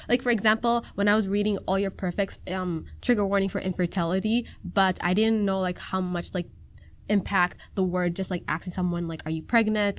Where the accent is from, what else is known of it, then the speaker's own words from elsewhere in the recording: Minnesota, United States; first language Somali; English is a second language; I've been born and raised in Minnesota